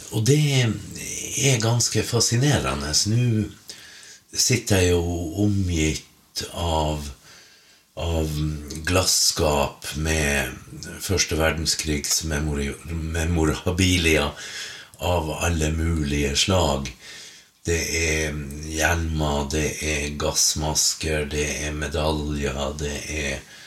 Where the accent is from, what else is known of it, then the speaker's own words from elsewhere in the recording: Finnmark, Norway; hjemme i Finnmark når jeg vasa rundt